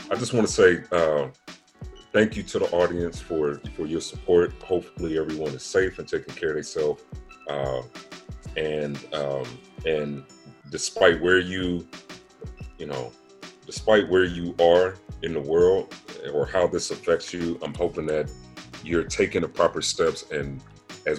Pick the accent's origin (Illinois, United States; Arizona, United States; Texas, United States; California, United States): California, United States; Pomona; in my hometown of Pomona